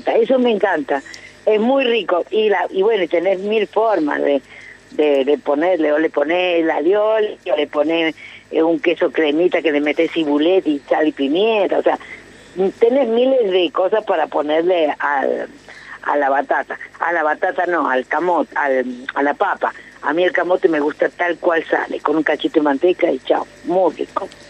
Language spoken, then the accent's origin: Spanish; San Juan, Argentina; moved away; yo soy sanjuanina